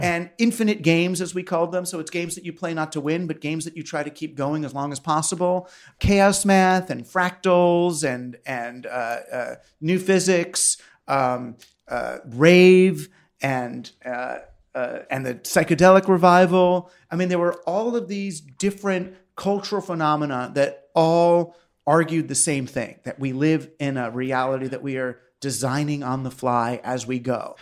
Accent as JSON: {"language": "English", "area": "Queens, Larchmont, Scarsdale", "region": "New York", "country": "United States", "tie": "born or raised there", "said": "Queens, Larchmont"}